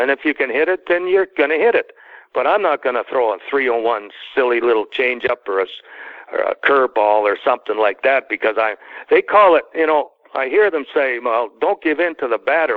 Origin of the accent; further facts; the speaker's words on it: Toronto, Ontario, Canada; moved away as an adult; growing up in Canada